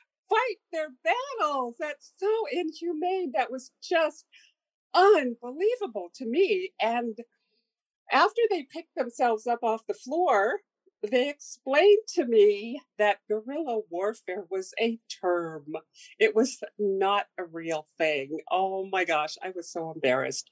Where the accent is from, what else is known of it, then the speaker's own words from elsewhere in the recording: Sitka, Alaska, United States; I was born in Sitka a very long time ago, and I have served on our tribal council for 8 years